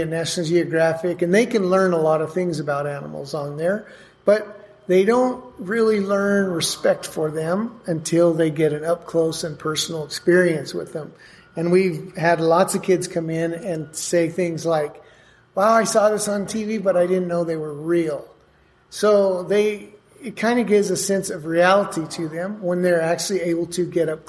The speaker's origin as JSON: {"language": "English", "town": "Durango", "region": "Colorado", "country": "United States", "tie": "born or raised there", "also_born_or_lived": "Aztec, New Mexico", "lives_now": "New Mexico, United States", "said": "Grew up in Durango, but I've lived here most of my life"}